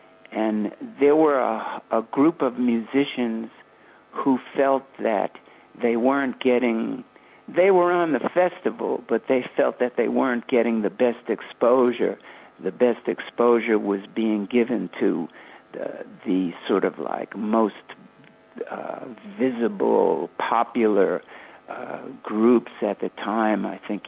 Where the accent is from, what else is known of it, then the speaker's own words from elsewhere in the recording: New York, United States; I was born here in New York